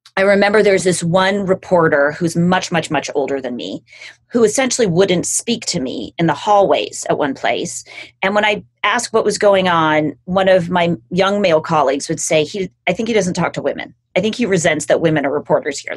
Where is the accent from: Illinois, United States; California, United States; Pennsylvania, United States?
California, United States; Los Angeles; I grew up in Los Angeles with a family that like cared about public service